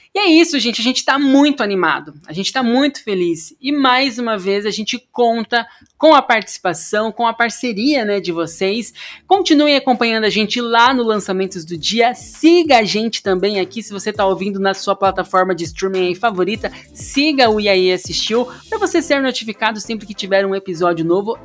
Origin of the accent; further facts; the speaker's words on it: Amambai, Mato Grosso do Sul, Brazil; also born or lived in Paraná; now in São Paulo, Brazil; Eu sou de Amambai, Mato Grosso do Sul